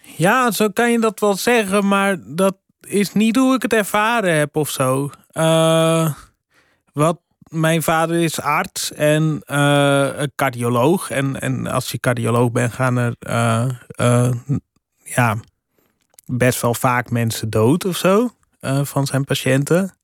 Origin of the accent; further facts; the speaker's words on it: Friesland, Netherlands; moved away as an adult; also born or lived in Groningen; Ik ben opgegroeid in Friesland